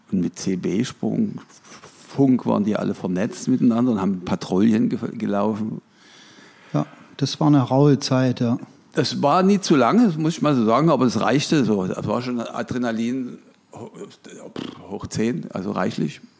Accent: Dresden, Saxony, Germany; Ich bin aus Dresden.

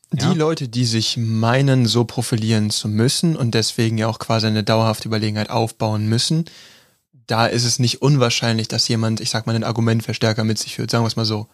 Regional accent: Neuss, North Rhine-Westphalia, Germany; also born or lived in Krefeld; ich habe in Krefeld gewohnt. Ich bin geboren in Neuss bei Gölle

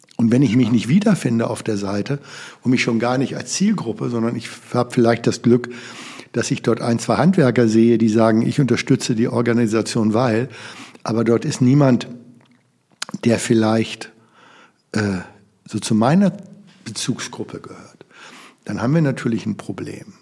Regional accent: Germany; in unserem Land

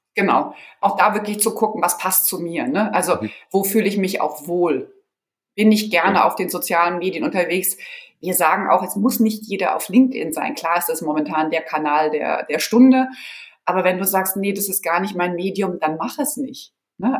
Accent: Offenbach, Hesse, Germany; also born or lived in San Pédro, Côte d'Ivoire / Marseille, France / Frankfurt; Ich bin dann in mhm. Offenbach groß geworden

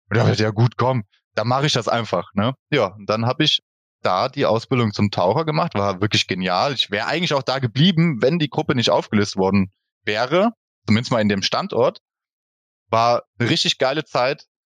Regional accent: Boppard, Rhineland-Palatinate, Germany; now in Emmelshausen, Germany; Ich bin geboren in Bopper, das liegt im Hunsrück, sage ich einfach mal. Also ich komme aus dem schönen Hunsrück. Wir wohnen in Emmelshausen

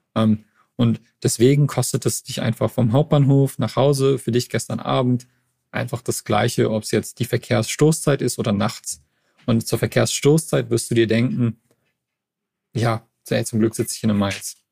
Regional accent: Montreal, Quebec, Canada; now in Berlin, Germany; ich komm aus Montreal, also ist, eine, ist eine Großstadt

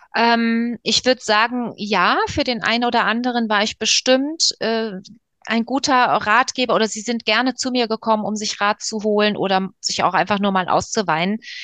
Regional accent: Frankfurt am Main, Hesse, Germany; Also ich komme ja eigentlich aus Frankfurt

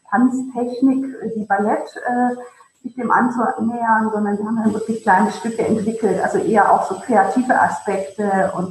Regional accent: Ravensburg, Baden-Württemberg, Germany; Kleinstadt, aus der ich komme, aus dem Ravensburg, dann eben auch ähm, natürlich äh, an, einer, an einer Kinderballettschule äh, gelernt

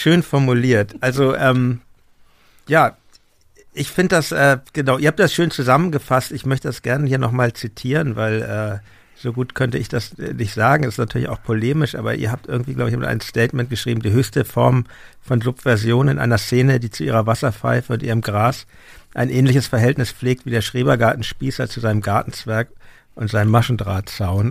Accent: Hamburg, Germany; now in Berlin, Germany; ich bin in der Stadt aufgewachsen in Hamburg, wohne auch jetzt in der Stadt

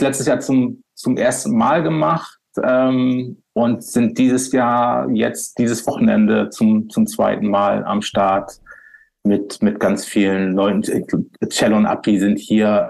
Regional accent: Bremerhaven, Bremen, Germany; moved away; in meiner Heimatstadt, in, in, meiner alten Heimatstadt Bremerhaven

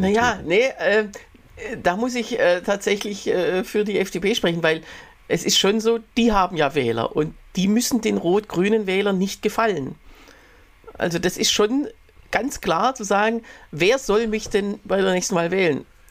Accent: Germany; bei uns in Deutschland

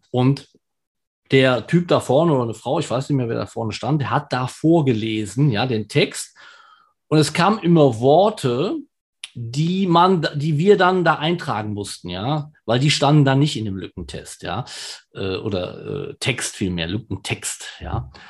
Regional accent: Germany; Ich bin zwar in Deutschland geboren und auch hier zu Hause

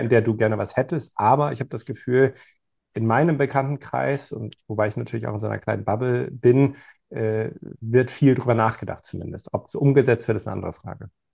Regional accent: Germany; wir als Deutsche assoziieren

